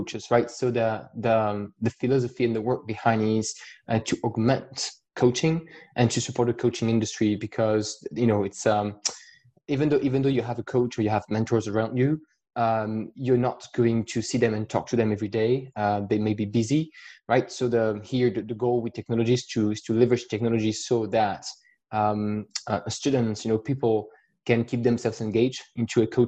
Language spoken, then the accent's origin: English; France; accent: French; English is a second language; I try to hide my accent as best as I can with my French accent